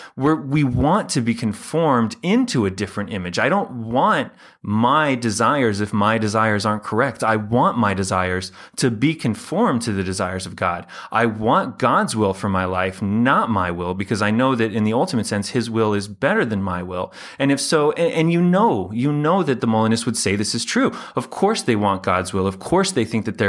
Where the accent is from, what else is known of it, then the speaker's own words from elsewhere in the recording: United States; Being American